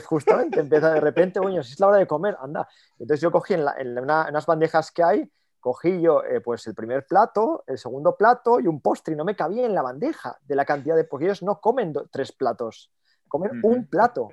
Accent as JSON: {"language": "Spanish", "town": "Oviedo", "region": "Asturias", "country": "Spain", "moved": "as an adult", "lives_now": "Munich, Germany", "said": "dos somos españoles y además los dos de Oviedo"}